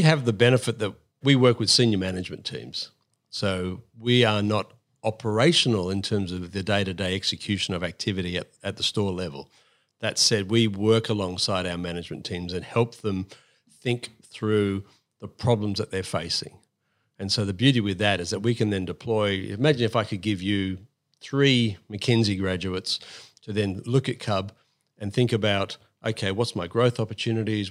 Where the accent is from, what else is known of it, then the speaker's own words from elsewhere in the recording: Sydney, New South Wales, Australia; also born or lived in United Kingdom / Coffs Harbour; I grew up in Sydney as a, as a primary, late primary school kid.